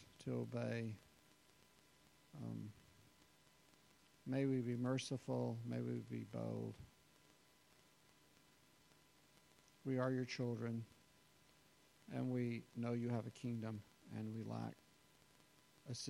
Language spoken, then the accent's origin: English; the South, United States; as American Christians and being raised in the South